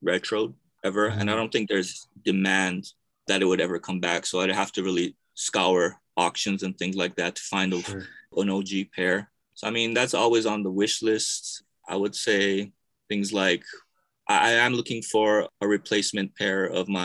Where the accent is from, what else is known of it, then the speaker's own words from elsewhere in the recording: Hawaii, United States; moved away as an adult; now in Japan; born and raised in Hawaii, moved out here to Japan after college